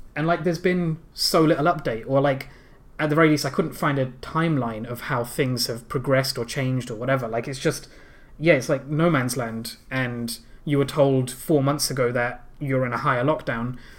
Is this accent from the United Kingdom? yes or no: yes; Leicester, East Midlands, United Kingdom; moved away; I'm also from Leicester, my family's in Leicester